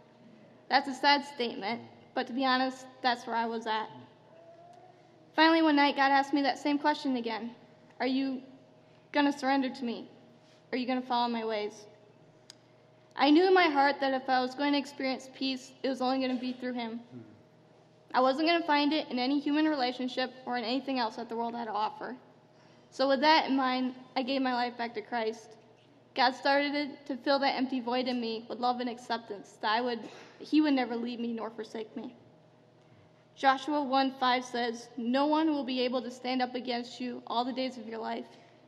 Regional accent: Albania; born there; I was born in Albania into a Muslim family.

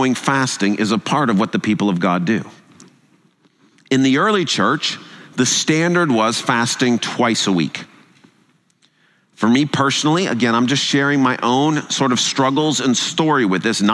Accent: United States; also born or lived in England; I'm American

